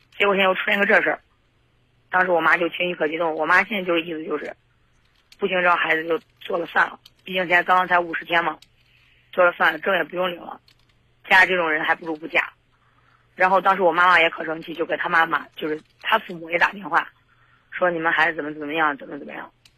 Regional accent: Zhengzhou, Henan, China; 因为这个男男生是东北的外地的，然后我家是郑州的

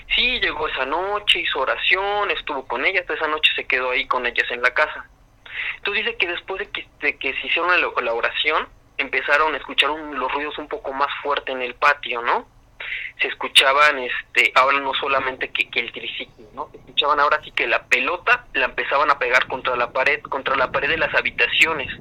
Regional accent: San Rafael, State of Mexico, Mexico; yo soy del Estado de México, de una zona que está cerca de los volcanes del Iztaccíhuatl y el Popocatépetl.

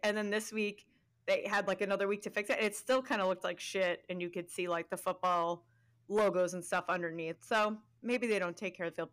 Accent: New York, United States; we are from New York

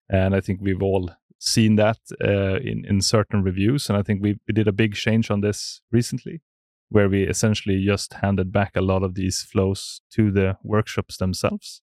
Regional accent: Sandviken, Gävleborg County, Sweden; I'm from Sandviken, which is in, uh, slightly north.

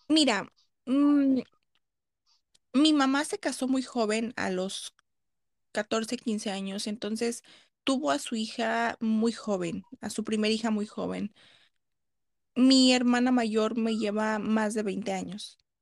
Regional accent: Los Angeles, California, United States; Yo nací en Los Ángeles, California.

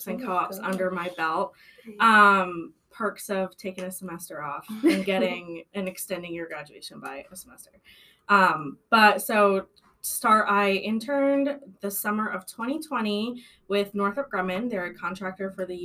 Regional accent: Massachusetts, United States; moved away as an adult; now in Columbus, United States; I'm from Massachusetts

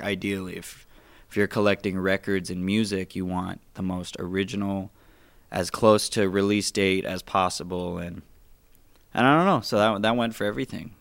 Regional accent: Phoenix, Arizona, United States; born and raised in Phoenix, West Phoenix too

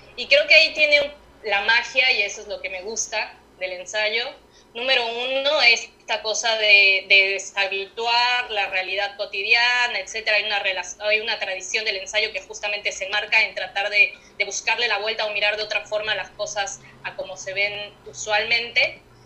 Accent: Mexico City, Mexico; moved away as an adult; now in Buenos Aires, Argentina; nací en el DF y viví ahí hasta que hasta los 26 años

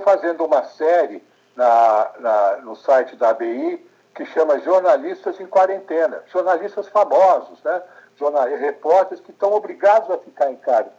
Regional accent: São Paulo, Brazil; Eu nasci em São Paulo, eh, em 1948

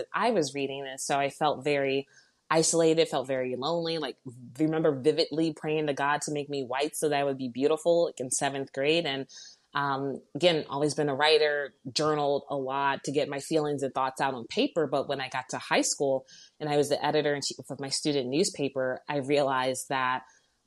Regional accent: outside of Baltimore, Maryland, United States; moved away as an adult; now in Chicago, United States; I grew up outside of Baltimore, Maryland, in very quiet neighborhood.

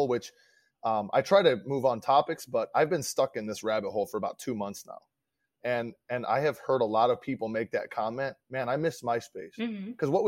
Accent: Midwest, United States; now in Florida, United States; I live in Florida now and I'm not from Florida. I'm from the Midwest

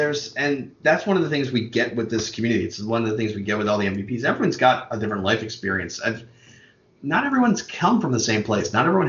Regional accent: Baltimore, Maryland, United States; moved away as an adult; now in Pennsylvania, United States; I grew up born and bred in West Baltimore, born and raised with the parade ground. No, I'm not going to do that. But lived on the west side of Baltimore basically until I was 19 and then moved around a little bit and ended up in southern Pennsylvania.

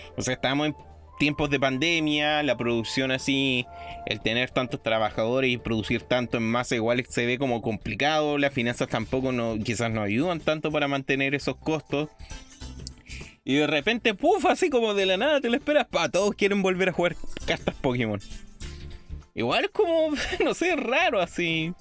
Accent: Chile; todos los chilenos somos

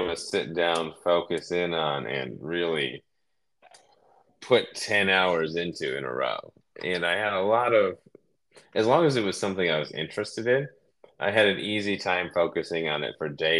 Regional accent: Cleveland, Ohio, United States; moved away as an adult; now in California, United States; I grew up in Ohio, Cleveland, a suburb just south of Cleveland

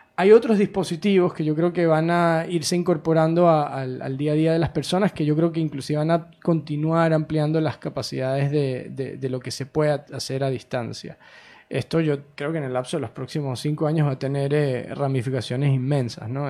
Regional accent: Venezuela; moved away as an adult; also born or lived in United States; Yo soy venezolano originalmente

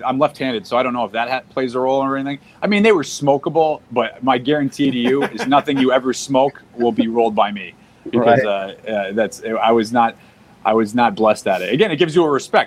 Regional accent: Massachusetts, United States; moved away; I'm originally from Massachusetts

